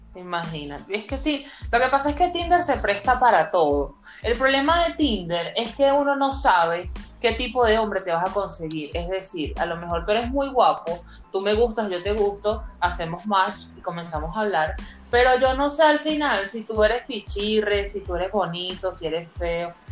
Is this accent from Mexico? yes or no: no; Venezuela; las dos somos venezolanas, tenemos más de 10 años de amistad. Rosa está en República Dominicana y quien les habla, tú sí, estoy aquí en Venezuela